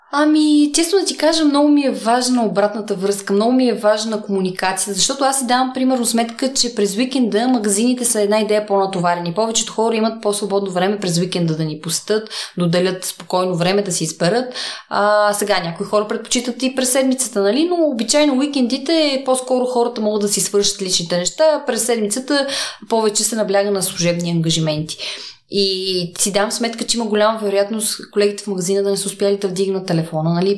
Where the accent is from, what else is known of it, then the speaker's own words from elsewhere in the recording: Sandanski, Blagoevgrad Province, Bulgaria; now in Sofia, Bulgaria; Аз съм от Сандански